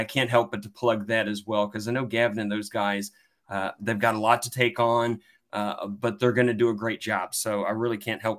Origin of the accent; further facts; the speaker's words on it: Kentucky, United States; It's my home state